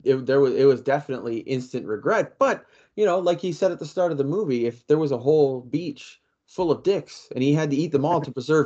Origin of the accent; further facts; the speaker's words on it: Canada; here as a Canadian